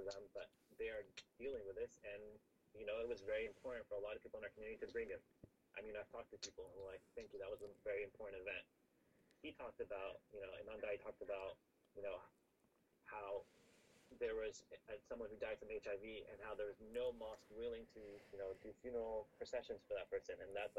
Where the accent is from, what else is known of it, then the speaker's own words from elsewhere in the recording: Los Angeles, California, United States; also born or lived in Seattle / Pasadena; I came from Los Angeles. I was born in Seattle, lived there for 6 years, and then my parents, due to warmer weather and the availability of Islamic schools, we moved to Los Angeles when I was about six, and then grew up in Los Angeles and Pasadena